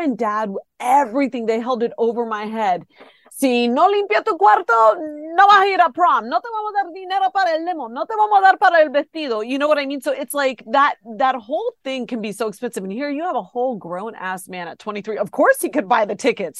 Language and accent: English; Ohio, United States; born or raised there